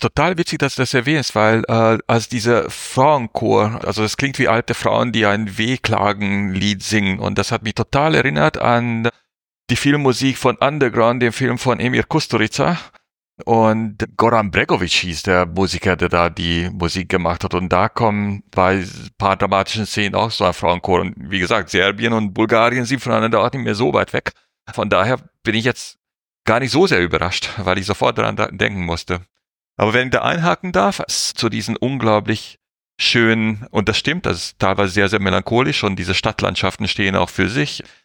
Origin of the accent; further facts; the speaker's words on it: Hungary; Ungarn, wo ich herkomme